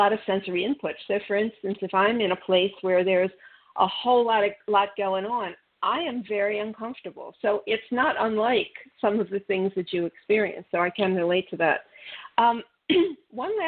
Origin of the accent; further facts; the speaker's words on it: Midwest of the United States, United States; now in Florida, United States; I grew up in the Mideast of the United States, and we had four seasons